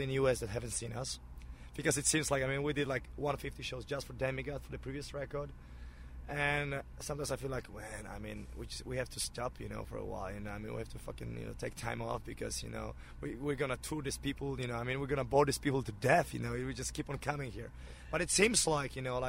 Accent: Poland; now in United States; my home country

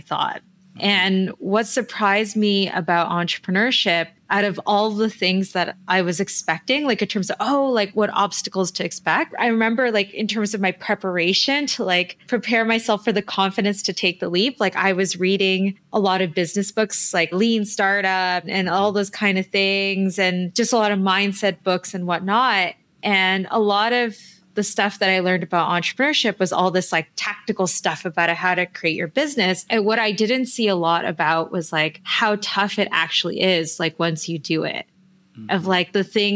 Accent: Toronto, Ontario, Canada; also born or lived in Manila, Philippines; I grew up here in Toronto

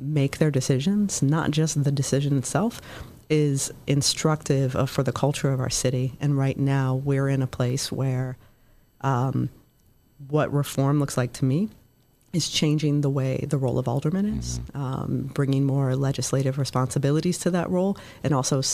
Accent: Columbus, Ohio, United States; moved away as an adult; now in Chicago, United States; I'm not originally from Chicago. I'm from Columbus, Ohio

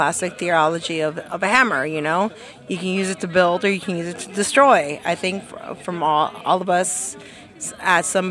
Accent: San Francisco, California, United States; I'm born and bred in San Francisco

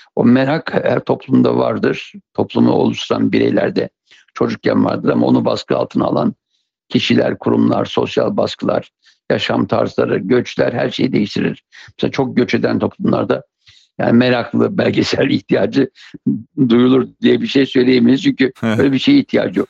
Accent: Siirt Province, Turkey; Siirt'te doğmuşum.

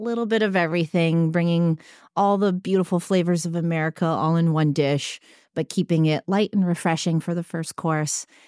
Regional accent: San Francisco, California, United States; I come from San Francisco

